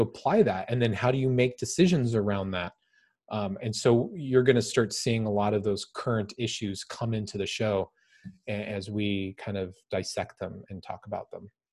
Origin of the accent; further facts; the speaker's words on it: United States; I'm an American